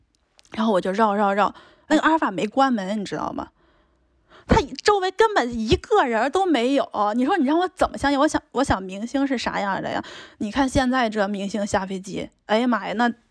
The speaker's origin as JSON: {"language": "Chinese", "country": "China", "said": "他可能知道我是内地的，然后他他说来讲普通话，我识听的，然后我就开始转成普通话"}